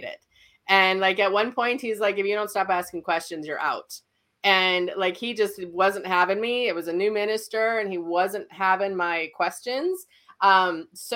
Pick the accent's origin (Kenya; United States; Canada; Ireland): United States; Fargo, North Dakota; I'm from Fargo, North Dakota. I'm still here. And I keep telling my husband we're moving because it's still snowing here. But I grew up here.